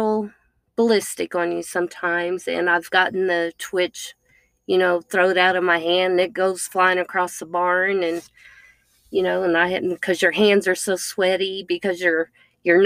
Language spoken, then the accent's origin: English; California, United States; I was born in California